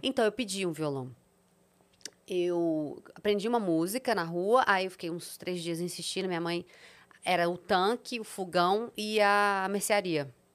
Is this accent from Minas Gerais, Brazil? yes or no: yes; Serra do Cipó, Minas Gerais, Brazil; also born or lived in Sete Lagoas, Minas Gerais; eu nasci em Sete Lagoas, Minas Gerais, mas cresci às margens do Serra do Cipó